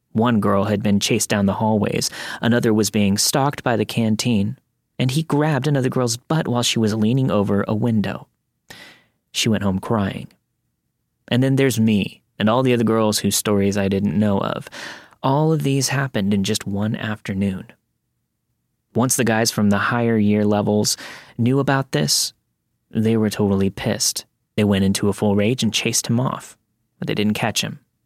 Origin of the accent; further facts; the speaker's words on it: Florida, United States; moved away; I grew up in Florida